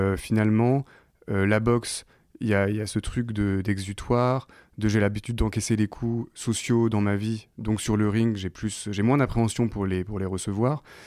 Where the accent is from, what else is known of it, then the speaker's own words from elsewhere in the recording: Caen, Normandy, France; autour de Caen, là où j'ai grandi